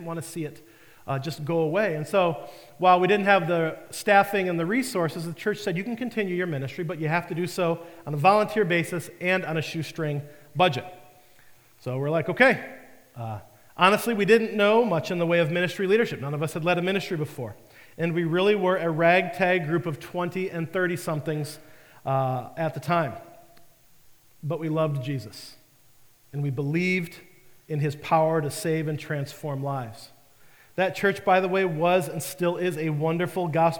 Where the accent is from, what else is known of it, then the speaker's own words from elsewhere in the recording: Detroit, Michigan, United States; moved away; I was living in the Detroit area. I was back home from the Marine Corps